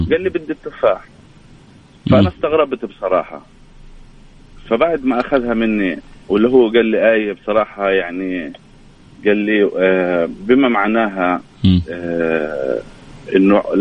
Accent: Jordan; آه، من الاردن

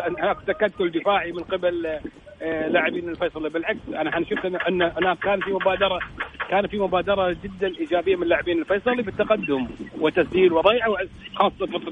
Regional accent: Kuwait; عندنا في الكويت

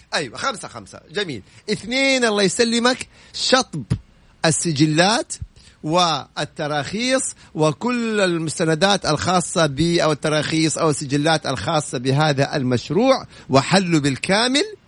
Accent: Saudi Arabia; انا اليوم كسعودي

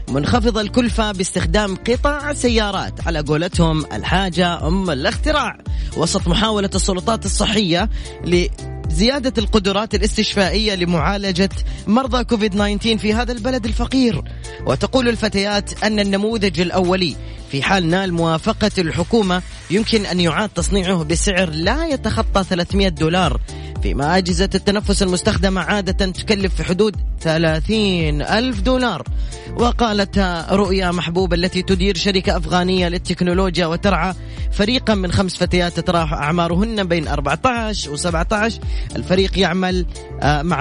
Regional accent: Riyadh, Riyadh Province, Saudi Arabia; من الرياض من الرياض

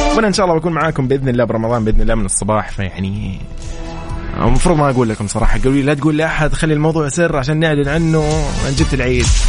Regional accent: Saudi Arabia; كلنا كسعوديين

